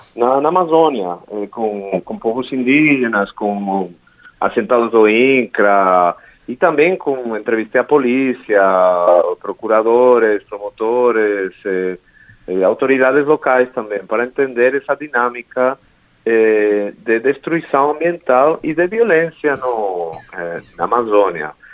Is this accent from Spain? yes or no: yes; Spain; Portuguese is a second language; moved away as an adult; also born or lived in United States; now in Brazil; eu sou espanhol